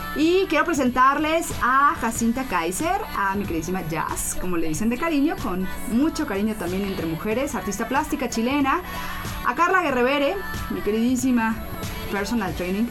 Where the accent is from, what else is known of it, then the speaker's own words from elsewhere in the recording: Mexico; somos los mismos mexicanos quienes no lo valoramos